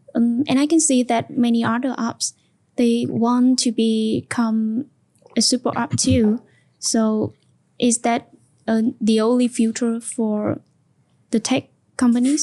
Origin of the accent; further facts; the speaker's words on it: Central Vietnam, Vietnam; my hometown, mm. in the central of the of Vietnam